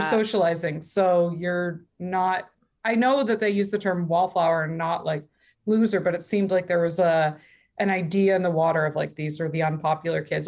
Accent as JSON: {"language": "English", "town": "Calabasas", "region": "California", "country": "United States", "tie": "born or raised there", "also_born_or_lived": "Long Beach, California", "said": "at 14, I moved from Calabasas in California uh, to Long Beach in California as well"}